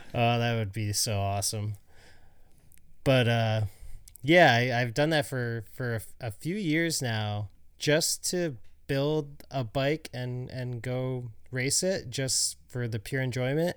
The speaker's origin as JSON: {"language": "English", "town": "Syracuse", "region": "New York", "country": "United States", "tie": "born or raised there", "said": "I grew up in Syracuse"}